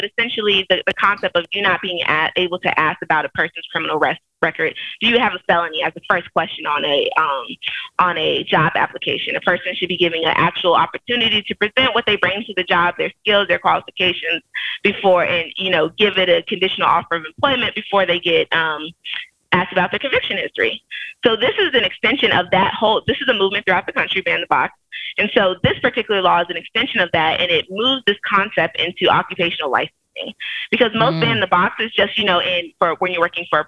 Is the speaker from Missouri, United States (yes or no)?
no; Chicago, Illinois, United States; I'm from Chicago, best place in the Midwest and the whole wide world, honestly. From the west side of Chicago